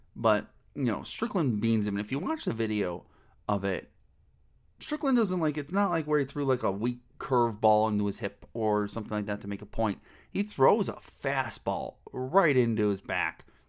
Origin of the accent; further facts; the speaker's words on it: Cleveland, Ohio, United States; when I was a wee lad growing up in Cleveland, Ohio